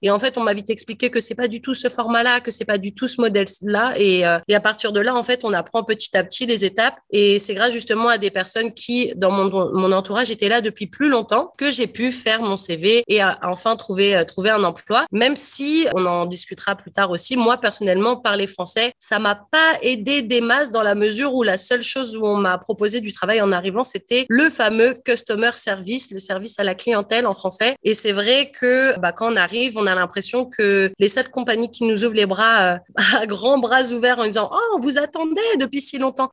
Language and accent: French; France; first language French; moved away as an adult; also born or lived in Ontario; now in Canada; en venant de France, avec un bon niveau d'anglais